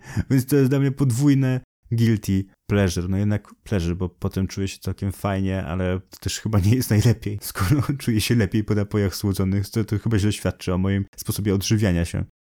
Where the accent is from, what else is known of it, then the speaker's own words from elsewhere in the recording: Poland; accent: Polish; z moim polskim akcentem